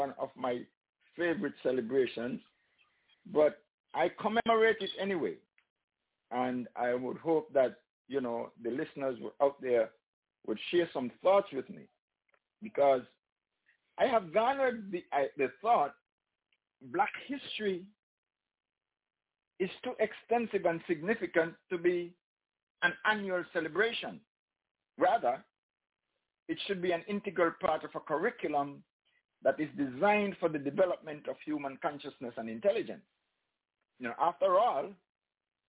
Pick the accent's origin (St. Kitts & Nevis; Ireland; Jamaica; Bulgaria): St. Kitts & Nevis; St. Kitts and Nevis, my home country